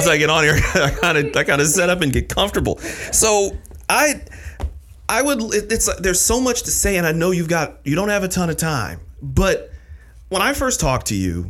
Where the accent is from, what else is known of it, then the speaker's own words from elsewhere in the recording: Michigan, United States; moved away as an adult; originally I'm from Michigan.